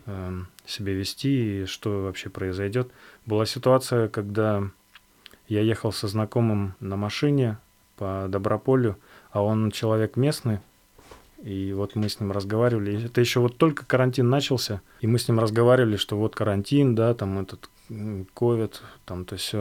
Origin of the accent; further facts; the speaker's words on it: Yakutia, Sakha Republic, Russia; moved away; also born or lived in Altai; Я же родом из Якутии, из тоже маленького городка